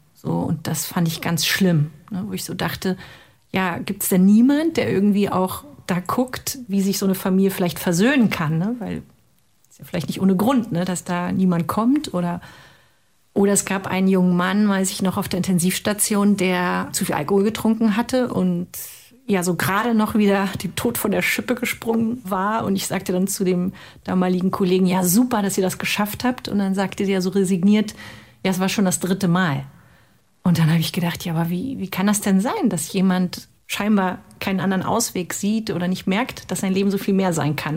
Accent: former East Germany, Germany; Ich komme aus der ehemaligen DDR

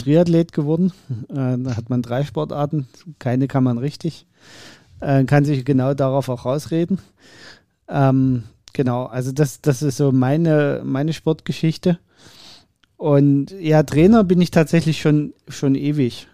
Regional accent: Dresden, Saxony, Germany; Ich bin ja in Dresden geboren

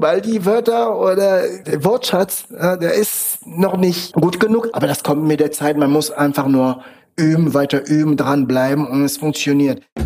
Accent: Cameroon; German is a second language; moved away as an adult; now in Germany; Ich komme ursprünglich aus Kamerun. Ich lebe jetzt seit 15 Jahren in Deutschland

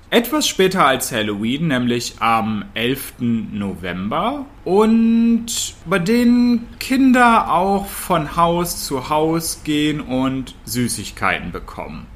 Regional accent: near Hanover, Lower Saxony, Germany; ich komme aus der Nähe von Hannover

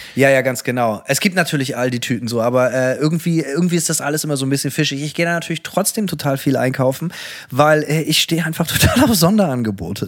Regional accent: Bremen, Germany; bei uns in Bremen

